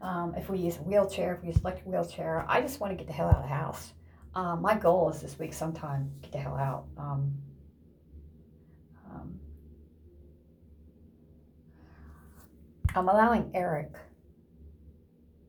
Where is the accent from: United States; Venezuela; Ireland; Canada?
United States; Ohio; moved away; also born or lived in Indiana; In Ohio, my home state